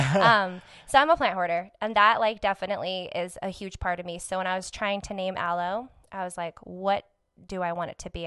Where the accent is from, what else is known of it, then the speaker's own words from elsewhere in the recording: Albuquerque, New Mexico, United States; also born or lived in Farmington; Born and raised in Albuquerque